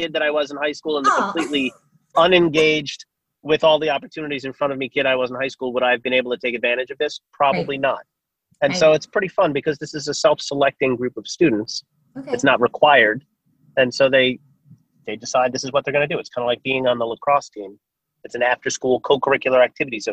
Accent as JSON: {"language": "English", "area": "Long Island", "region": "New York", "country": "United States", "tie": "born or raised there", "also_born_or_lived": "Boston", "moved": "as an adult", "said": "I grew up on Long Island in New York"}